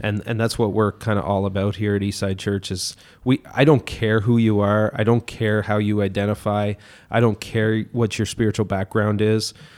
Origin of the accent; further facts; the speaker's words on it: Miramichi, New Brunswick, Canada; showed up back in my hometown here in Miramichi